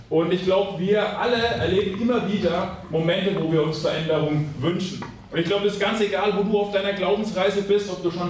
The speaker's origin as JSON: {"language": "German", "town": "Schweinfurt", "region": "Bavaria", "country": "Germany", "said": "ich ähm, komme aus Schweinfurt, also bin auch ein Franke und ich habe heute Morgen gemerkt, ich habe sogar mittelfränkische Wurzeln."}